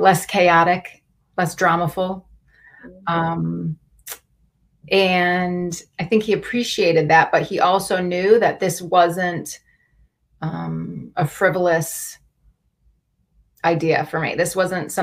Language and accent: English; Wisconsin, United States; moved away; Saul and I grew up in Wisconsin in this little town of 5,000 together